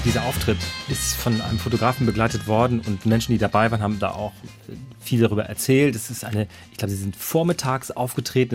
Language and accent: German; Germany; als Deutscher